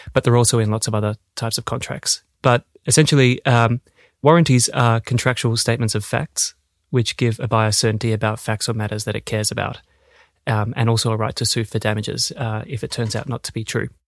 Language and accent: English; Australia; moved away as an adult; also born or lived in Melbourne, Australia; now in Denmark; an Australian lawyer, where I started my career at Ashurst in Melbourne and I've been in Denmark now for six years